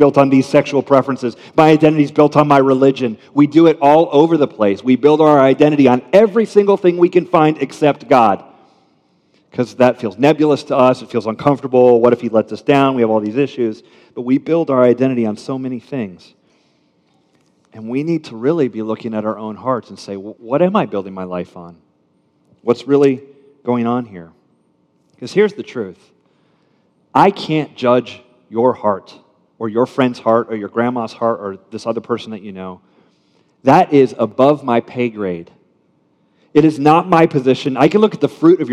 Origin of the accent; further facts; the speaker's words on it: United States; I'm American middle class